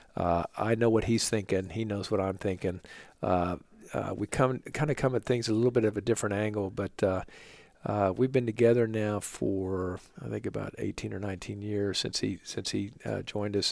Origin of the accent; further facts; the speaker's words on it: Oklahoma, United States; moved away as an adult; also born or lived in New York; now in Charlotte, United States; I'm from Oklahoma originally.